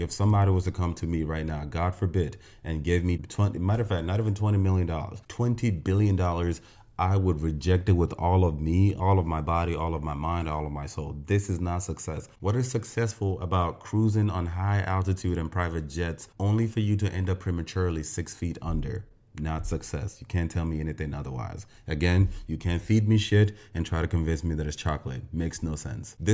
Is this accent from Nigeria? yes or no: yes; Nigeria; As a Nigerian